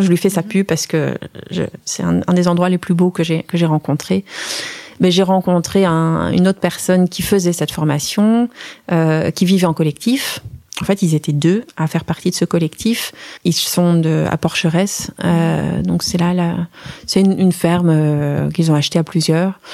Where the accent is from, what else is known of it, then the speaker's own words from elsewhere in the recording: Strasbourg, Grand Est, France; moved away as an adult; also born or lived in Forbach, Lorraine / Brussels, Belgium; now in Jassogne, Belgium; j'ai, donc j'ai, grandi euh, à Strasbourg avec une période